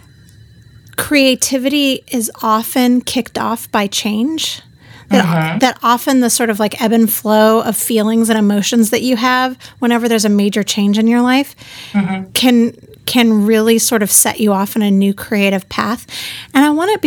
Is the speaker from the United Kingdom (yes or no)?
no; United States; as an American